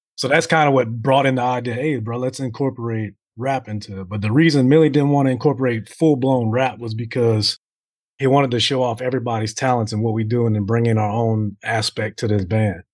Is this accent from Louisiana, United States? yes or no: yes; Covington, Louisiana, United States; home, home, home in Covington's basically like twenty minutes from New Orleans.